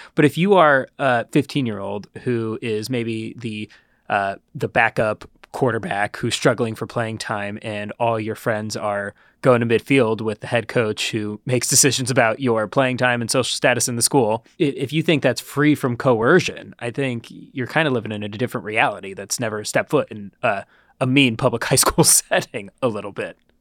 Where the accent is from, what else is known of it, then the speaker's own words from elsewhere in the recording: Ohio, United States; growing up in Ohio.